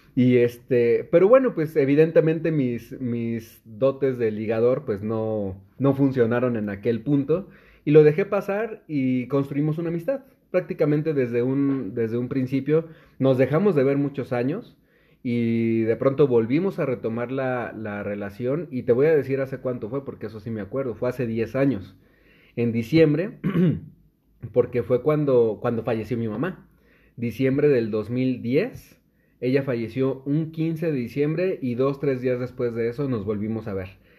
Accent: Naucalpan, State of Mexico, Mexico; yo todavía crecí en una colonia mucho más popular que el centro de Naucalpan, a mucho orgullo, que es

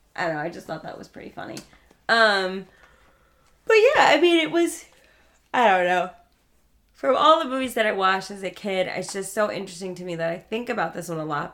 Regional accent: New York, United States; I grew up in New York

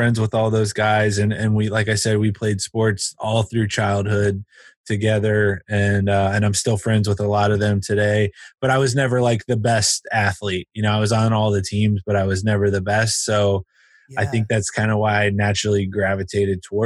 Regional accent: Cincinnati, Ohio, United States; I grew up here in Cincinnati

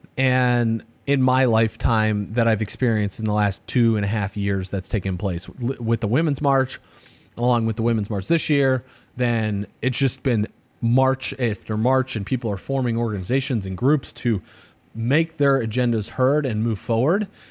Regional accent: United States; I grew up in the United States

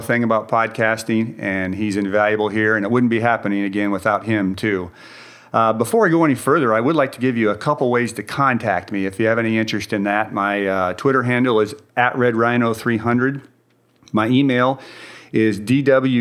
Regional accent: Indiana, United States; moved away as an adult; now in Dallas, United States; I grew up in Indiana. Went to Purdue University there

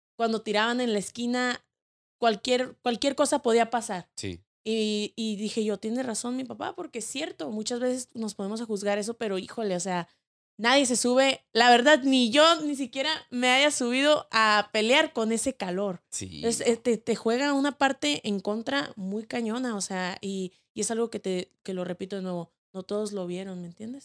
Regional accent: Mexico; somos mexicanos y somos una familia.

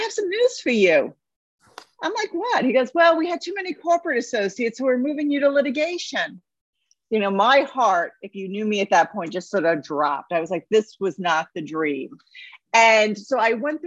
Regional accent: New York City, New York, United States; I am from New York City

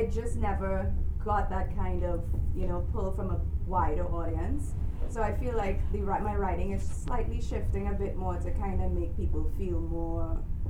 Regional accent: Trinidad & Tobago; Hi, I'm from Trinidad and Tobago.

